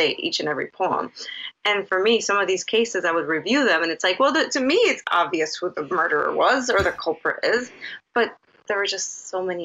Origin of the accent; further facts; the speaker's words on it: Chicago, Illinois, United States; also born or lived in Puerto Rico; I grew up here. I'm from Chicago